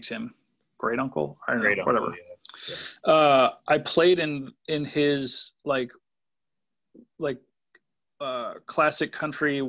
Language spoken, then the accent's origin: English; Waukesha, Wisconsin, United States; also born or lived in Rhinelander, Wisconsin; now in Milwaukee, United States; I was born in Waukesha. And then when I was like 11 or 12, my family moved up to Rhinelander